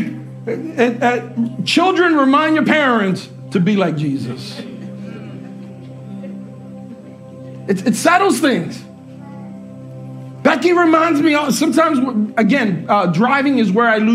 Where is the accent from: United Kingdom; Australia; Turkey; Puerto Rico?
Puerto Rico; moved away; we went back home to Puerto Rico, and that's where I was born